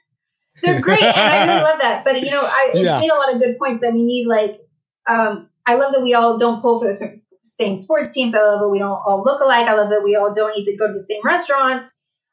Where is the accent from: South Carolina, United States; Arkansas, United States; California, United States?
California, United States; Growing up in California, obviously, we all look different. We all, you know, we speak different languages.